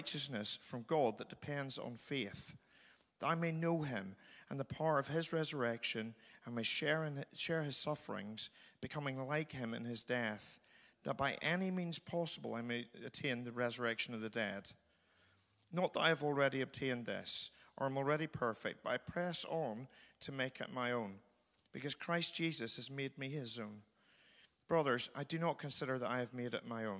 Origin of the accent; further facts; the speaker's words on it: Northern Ireland, United Kingdom; moved away; I'm from Northern Ireland